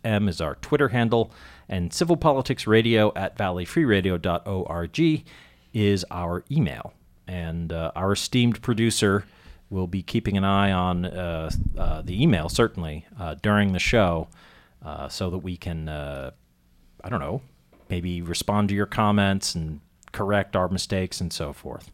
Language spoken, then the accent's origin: English; Andover, Massachusetts, United States; I grew up in Andover, Mass.